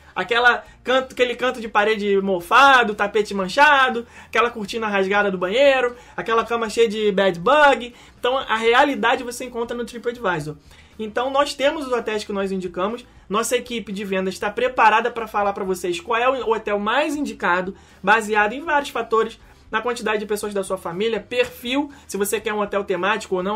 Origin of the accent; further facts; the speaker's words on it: Brazil; como nós somos brasileiros e a língua que mais fácil é identificada pela nossa audição é o português